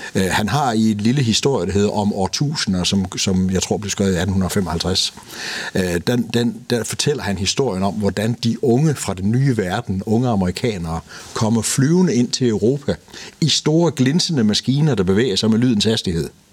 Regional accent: Denmark; vi er danskere

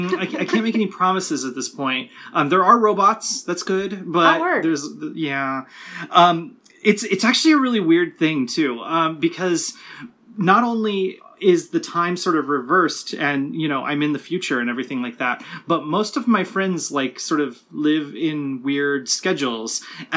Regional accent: California, United States; also born or lived in Ohio; I grew up mostly in Southern California and in like rural Ohio.

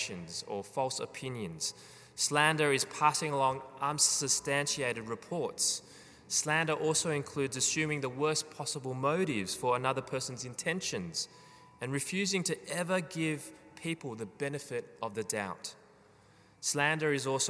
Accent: Australia; as Australian citizens

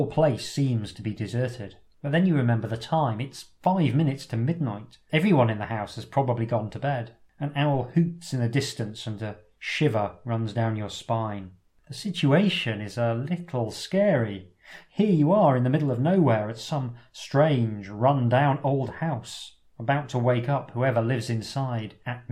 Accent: England, United Kingdom; Being very English

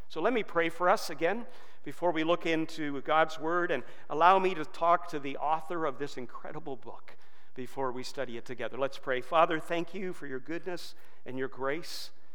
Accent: Georgetown, Ontario, Canada; also born or lived in England / Brampton; my parents were able to scrape down a down payment of $1,000 to buy a $21,000 brand new house in Georgetown

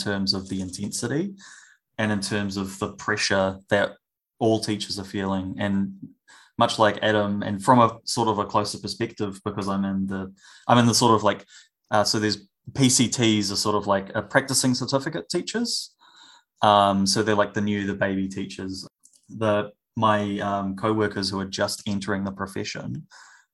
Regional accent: Hawke's Bay, New Zealand; now in Wellington, New Zealand; I originally come from Hawke's Bay

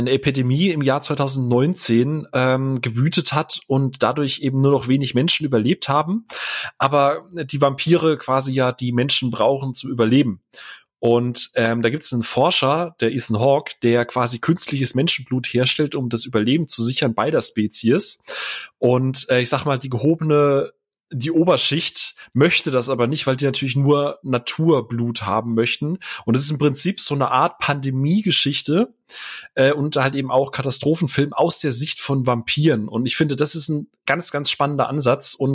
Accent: Karlsruhe, Baden-Württemberg, Germany; ich bin ja gebürtiger Karlsruher

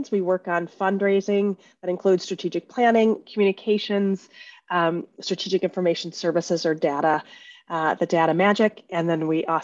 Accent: Chicago, Illinois, United States; moved away as an adult; also born or lived in California; returned to Chicago and my hometown

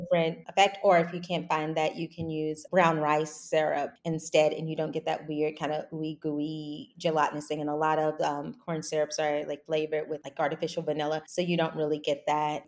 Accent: Louisville, Kentucky, United States; moved away as an adult; also born or lived in New York / Brooklyn; I'm from Kentucky, um, Louisville originally

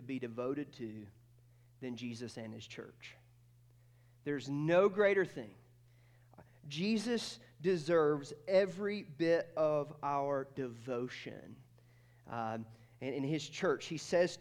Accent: Athens, Georgia, United States; I was born in North Georgia, and I grew up just outside of Athens, Georgia.

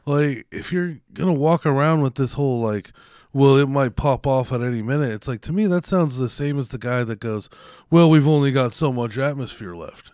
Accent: United States; I'm still an American

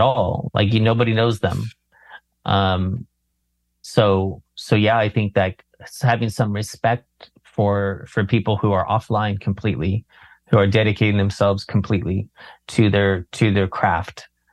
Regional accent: Berkeley, California, United States; I grew up around Berkeley.

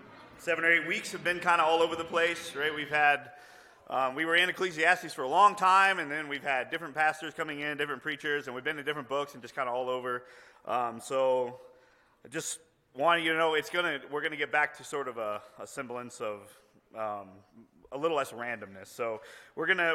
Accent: Houston, Texas, United States; I grew up in Houston, like in the city

